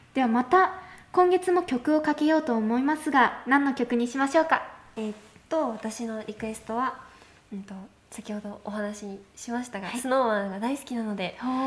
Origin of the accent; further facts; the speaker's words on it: Sapporo, Hokkaido, Japan; そうですね札幌の方です